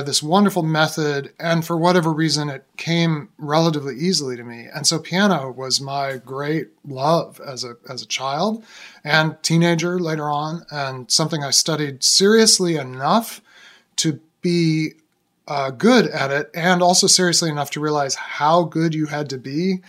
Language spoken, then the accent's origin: English; Boston, Massachusetts, United States; moved away as an adult; also born or lived in Syracuse, New York; now in Philadelphia, United States; We ended up in Boston. That's where I came of age, and now I live in Philadelphia